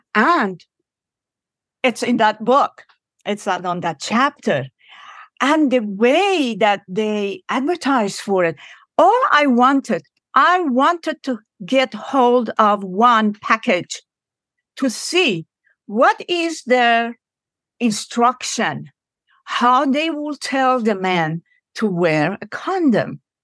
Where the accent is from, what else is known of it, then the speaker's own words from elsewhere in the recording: Iran; now in United States; I am from Iran.